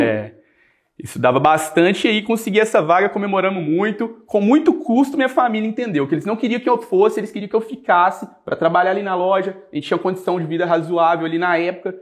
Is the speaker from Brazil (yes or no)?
yes; Coronel Fabriciano, Minas Gerais, Brazil; Eu sou daqui no interior de Minas, sou de Coronel Fabriciano, nasci lá, cresci lá